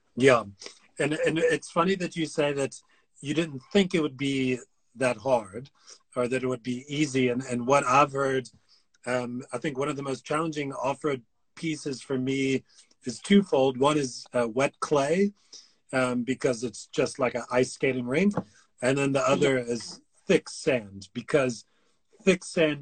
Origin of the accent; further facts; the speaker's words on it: United States; being an American